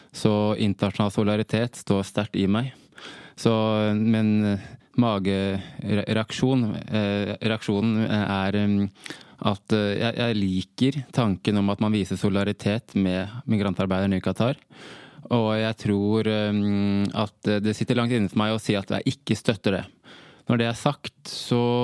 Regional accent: Norway; Jeg er halvt norsk, halvt gambisk.

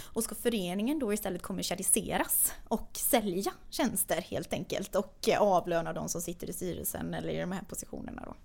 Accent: Sweden; born or raised there; also born or lived in Lysekil; now in Stockholm, Sweden

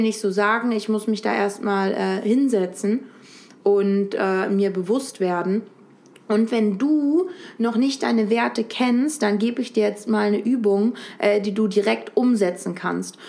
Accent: Lübeck, Schleswig-Holstein, Germany; moved away as an adult; now in Berlin, Germany; ich bin in Lübeck an der Ostsee geboren und aufgewachsen

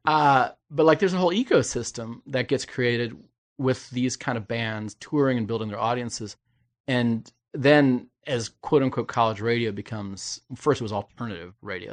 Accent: Indiana, United States; I'm from the Midwest, so everything south of the Indiana-Kentucky border is Southern, but I'm from Indiana

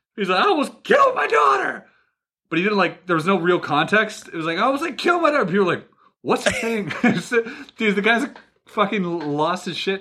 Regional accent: Canada; I'm Canadian.

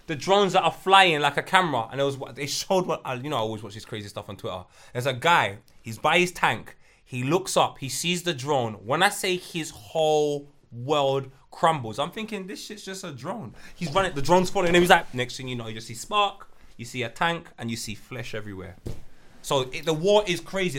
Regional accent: Jamaica; I'm Jamaican.

